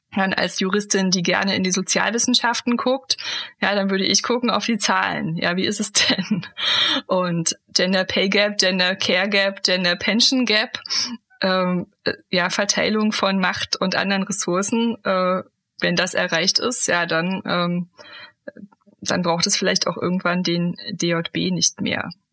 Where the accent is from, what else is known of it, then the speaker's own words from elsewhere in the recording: Germany; moved away; also born or lived in Hesse; ich bin ja in der DDR aufgewachsen